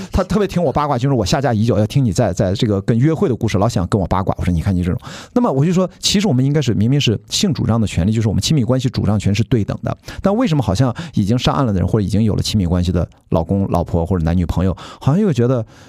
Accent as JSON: {"language": "Chinese", "town": "Qingdao", "region": "Shandong", "country": "China", "said": "我跟曹宁作为青岛人啊，青岛作为一个法，法定的山东省的一部分啊，我们自己自称山东人没有问题啊"}